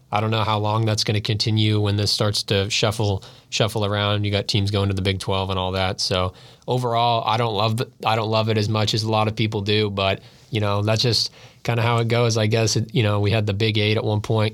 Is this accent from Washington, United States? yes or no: yes; Seattle, Washington, United States; moved away; I grew up in Seattle